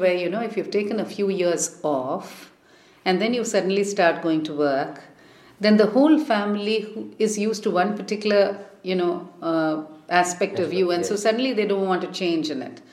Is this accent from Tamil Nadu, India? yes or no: yes; Chennai, Tamil Nadu, India; moved away as an adult; also born or lived in Delhi; I grew up in Madras, which is, as you can imagine, a good place to grow up